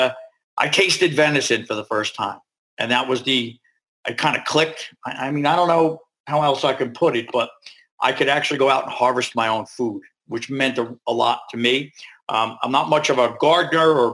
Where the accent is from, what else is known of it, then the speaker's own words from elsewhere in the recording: New York, United States; We're from New York